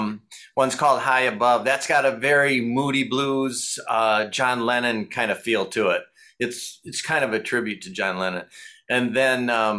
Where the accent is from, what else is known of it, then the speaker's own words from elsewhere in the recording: Michigan, United States; We're from Bethlehem, Michigan. Cherry Pie's a big deal up there.